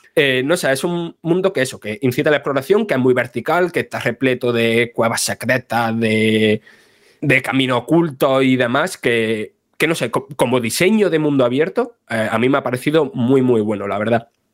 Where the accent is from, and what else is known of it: Spain